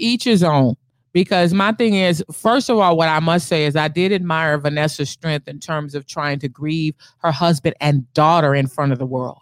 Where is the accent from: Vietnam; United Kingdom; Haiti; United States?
United States; Bay Area, California; me and my brother are from the Bay Area.